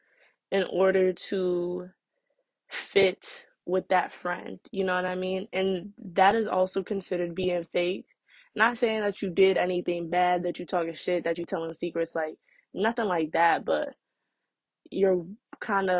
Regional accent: New Jersey, United States; I'm from Jersey. I'm in high school

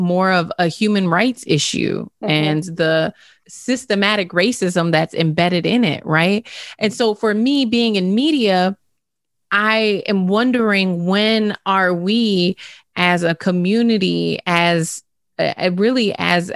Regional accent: St. Paul, Minnesota, United States; I'm from St. Paul

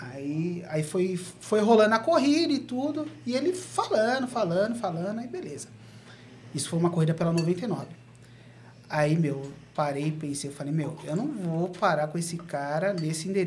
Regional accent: Diadema, São Paulo, Brazil; Sou de Diadema, mas conheço as quebradas aí.

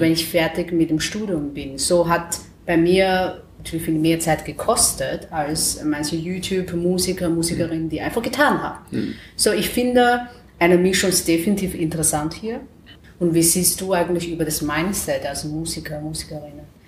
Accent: China; German is a second language; moved away as an adult; now in Vienna, Austria; in China, also wo ich geboren bin

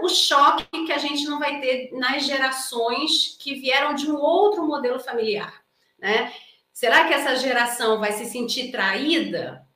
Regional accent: Brazil; eu sou brasileira

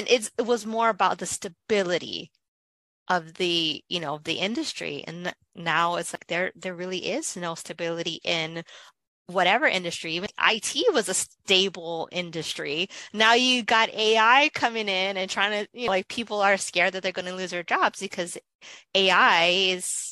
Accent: Hawaii, United States; I'm from Hawaii

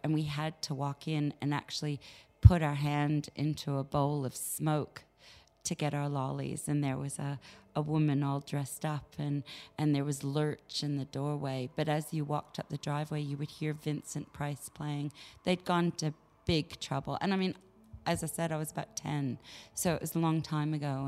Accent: Canada; moved away; also born or lived in England / United States; I was born in England, but I was uh, raised in Canada, and of course, uh, and then later years, the States

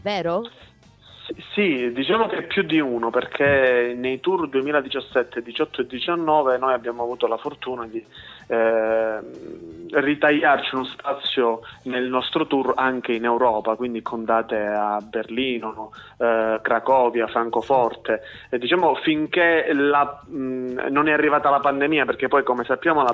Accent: Mongrassano, Calabria, Italy; also born or lived in Cosenza; noi eh, siamo originari di Cosenza, siamo cresciuti a Mongrassano e adesso diciamo, io abito a Palo

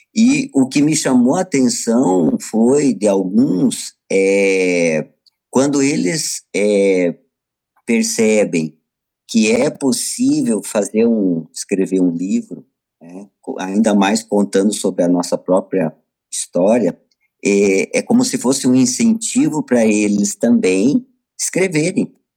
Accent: Brazil; aqui no nosso país

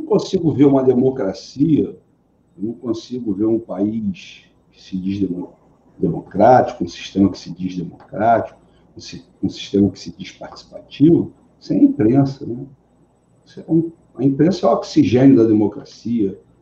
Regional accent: Rio de Janeiro, Brazil; Eu sou carioca

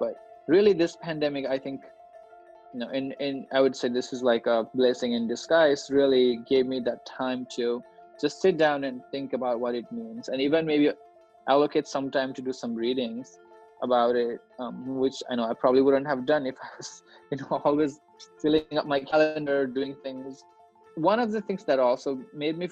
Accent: Nepal; now in United States; I grew up in Nepal

